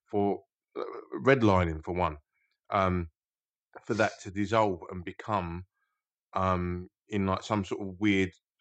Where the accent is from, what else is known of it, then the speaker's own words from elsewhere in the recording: United Kingdom; a proud British man